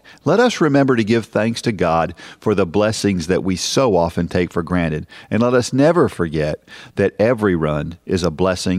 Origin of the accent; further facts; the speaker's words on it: Massachusetts, United States; I am from Massachusetts. In fact, I grew up just two towns over from where the marathon starts.